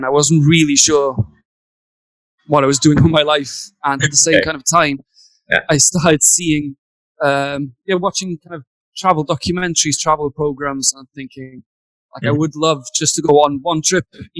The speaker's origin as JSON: {"language": "English", "region": "Wales", "country": "United Kingdom", "also_born_or_lived": "Cardiff / China", "moved": "as an adult", "lives_now": "Taiwan", "said": "I'm from Wales in the UK."}